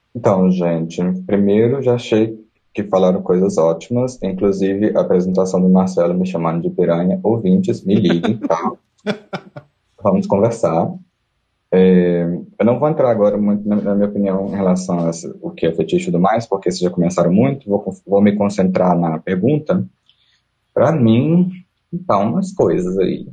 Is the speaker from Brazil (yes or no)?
yes; Coronel Fabriciano, Minas Gerais, Brazil; moved away as an adult; also born or lived in Belo Horizonte; now in Berlin, Germany; sou de Coronel Fabriciano, Minas Gerais